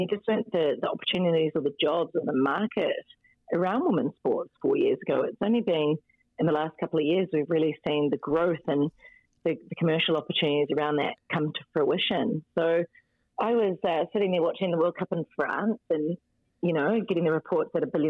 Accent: Auckland, New Zealand; also born or lived in Hong Kong; I'm an Aucklander, North Shore girl. So, yep. So, done all my years here, but obviously been away for the past 8 years.

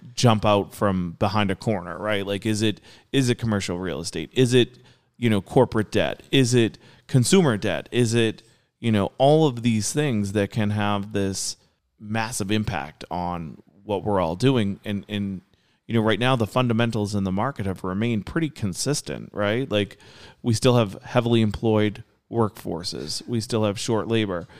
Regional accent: Nahant, Massachusetts, United States; I grew up on the North Shore. I went to school in Nahant

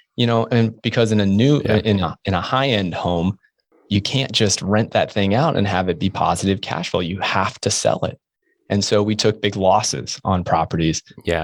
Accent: Jacksonville, Florida, United States; I'm from Jacksonville, Florida

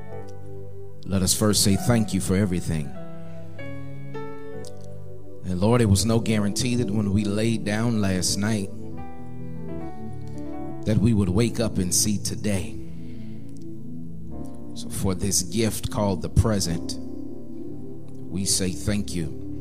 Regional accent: Seattle, Washington, United States; moved away as an adult; also born or lived in Las Vegas, Nevada; now in California, United States; I serve in California now, served for 6 years in Las Vegas before then, but I'm originally from Seattle, Washington, and so my life is the West Coast

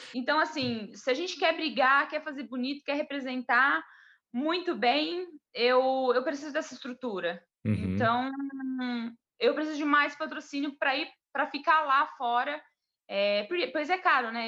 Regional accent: Jaboticabal, São Paulo, Brazil; born or raised there

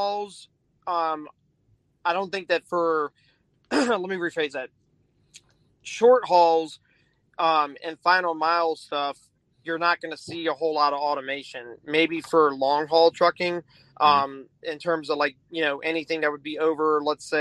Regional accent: Horry County, South Carolina, United States; I am from Horry County, South Carolina

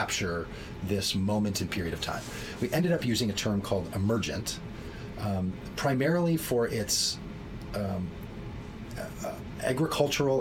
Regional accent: Minnesota, United States; I grew up here in Minnesota, and when you grow up in the farm belt of the United States

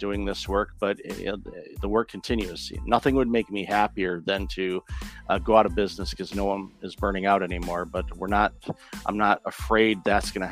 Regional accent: Detroit, Michigan, United States; moved away; I grew up in the Detroit area

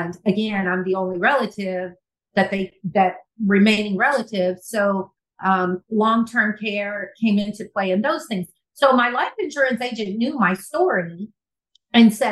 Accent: California, United States; moved away as an adult; also born or lived in Birmingham; growing up in California

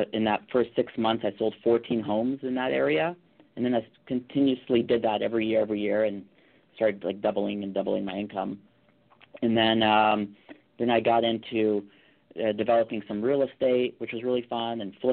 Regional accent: Calabasas, California, United States; I grew up in the Calabasas area

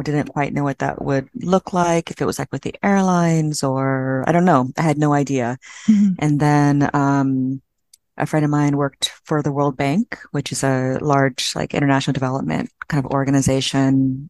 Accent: Orangevale, California, United States; moved away as an adult; also born or lived in San Diego / Washington, D.C.; I grew up in Northern California, in Sacramento, and a little town called Orangevale, which it used to be separate from Sacramento, but now it's like a suburb of Sacramento.

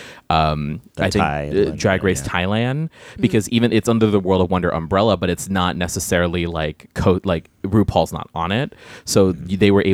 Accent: Guam; moved away; I grew up on Guam

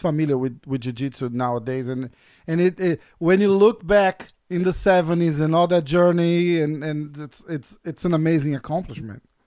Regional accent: Brazil; moved away; we we both Brazilians. I'm I'm from Brazil as well

